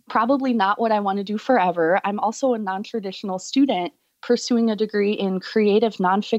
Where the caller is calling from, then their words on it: Mason City, Iowa, United States; I'm calling from Mason City, Iowa.